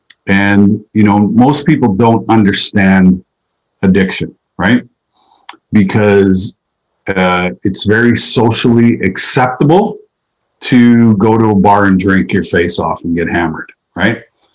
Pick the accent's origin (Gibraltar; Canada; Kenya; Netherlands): Canada; Saskatchewan; Well, I believe, you know, it's the heart and soul of hockey in Canada, you know. Grew up on outdoor rinks, grew up, you know, in very cold, extrem